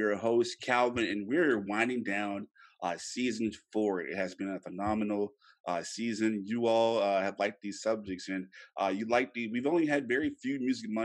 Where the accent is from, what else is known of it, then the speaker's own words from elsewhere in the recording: Louisiana, United States; moved away as an adult; now in Texas, United States; I am originally from Louisiana